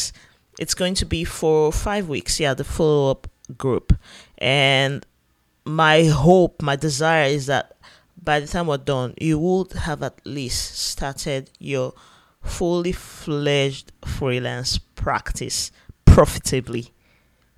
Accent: Yenagoa, Bayelsa, Nigeria; here in my home state, Yanagua Bayelsa State.

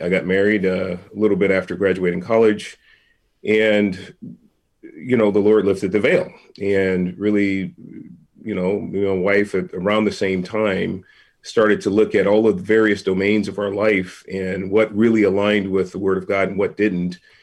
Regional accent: San Francisco, California, United States; born and raised in San Francisco

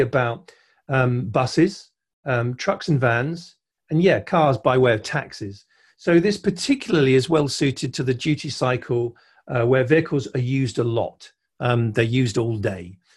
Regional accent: United Kingdom; I'm a Brit

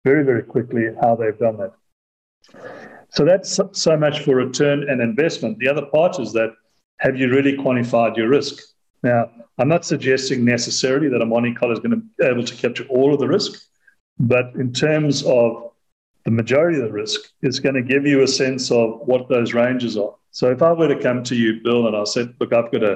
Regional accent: South Africa; I say that as a South African who lives in South Africa

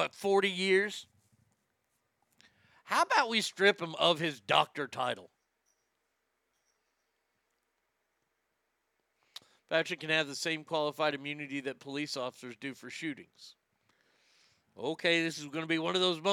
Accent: United States; me as an American

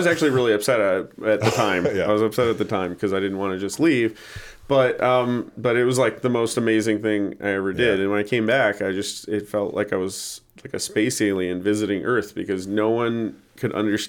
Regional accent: Los Angeles, California, United States; I'm from here in L.A.

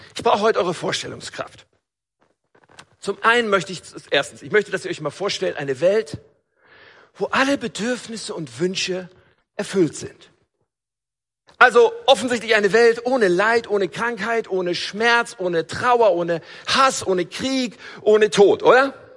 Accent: North Rhine-Westphalia, Germany; Ich komme ja aus Nordrhein-Westfalen

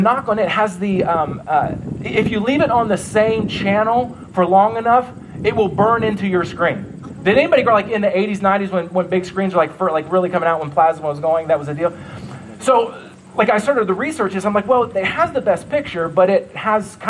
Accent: Ohio, United States; also born or lived in New York; now in Nebraska, United States; That's where I'm from. I'm from Ohio

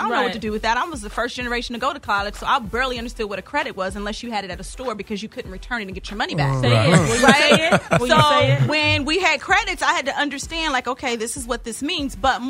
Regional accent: Kentucky, United States; I'm from Kentucky.

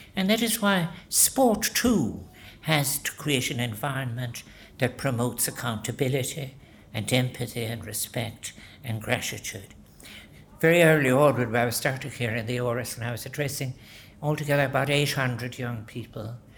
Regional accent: Ireland; We are not by nature as Irish people individualistic people

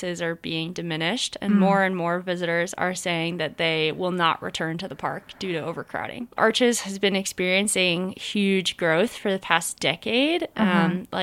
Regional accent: Boulder, Colorado, United States; I'm from Boulder, Colorado

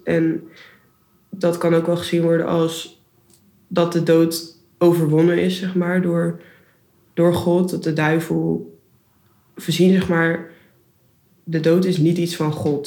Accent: Houten, Utrecht, Netherlands; moved away as an adult; also born or lived in Rotterdam; ik kom uit Houten bij Utrecht en ik ben daar christelijk opgevoed door mijn ouders.

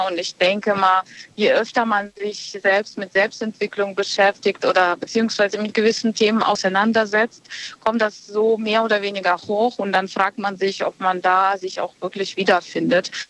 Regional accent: Bonn, North Rhine-Westphalia, Germany; Aus Bonn.

